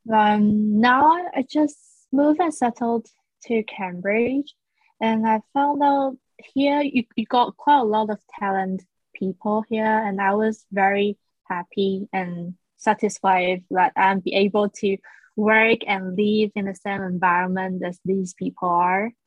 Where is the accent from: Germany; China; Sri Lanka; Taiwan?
Taiwan; English is a second language; moved away as an adult; also born or lived in Leeds, United Kingdom; now in United Kingdom; And I was born and raised in Taiwan till I finished my bachelor degree in university.